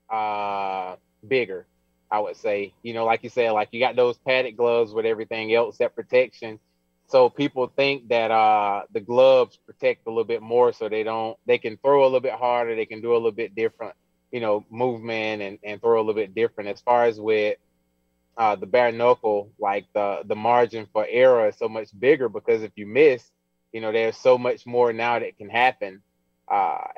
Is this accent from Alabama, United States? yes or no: yes; Alabama, United States; I'm from Alabama, so I produce a lot of power.